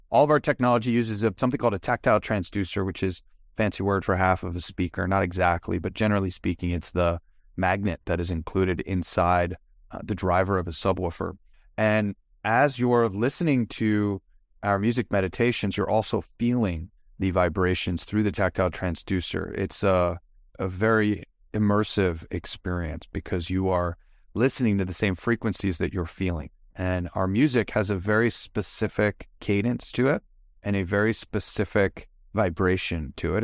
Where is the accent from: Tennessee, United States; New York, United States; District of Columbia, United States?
New York, United States; Long Island; moved away as an adult; also born or lived in Manhattan / San Diego; I'm originally from New York, born and raised on Long Island, lived in Manhattan for ten years, then San Diego